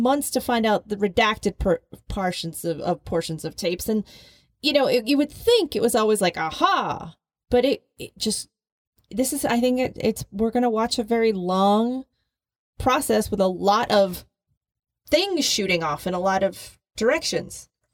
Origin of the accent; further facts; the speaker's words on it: Philadelphia, Pennsylvania, United States; I grew up in Philadelphia